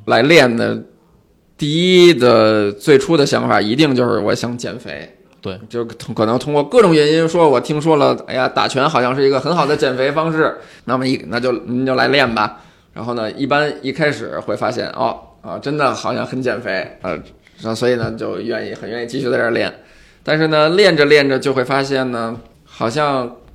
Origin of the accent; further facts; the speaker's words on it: China; also born or lived in Beijing; now in Shanghai, China; 咱们中国人